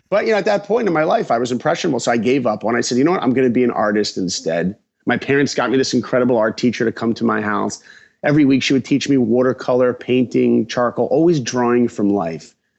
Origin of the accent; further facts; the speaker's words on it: Long Island, New York, United States; I grew up in Long Island, New York